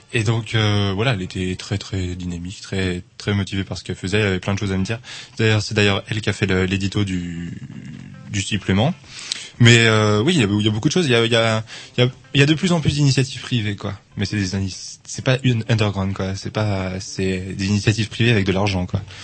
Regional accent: Angers, Pays de la Loire, France; now in Rennes, France; je viens d'Angers

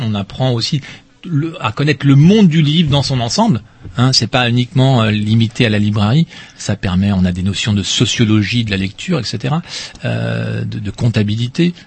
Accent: Rennes, Brittany, France; also born or lived in Paris; Je suis Rennais

